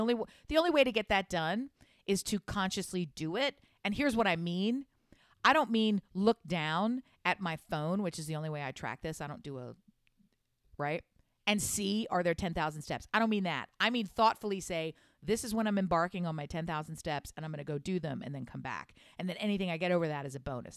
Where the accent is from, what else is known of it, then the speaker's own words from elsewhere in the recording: United States; I speak English. I'm from America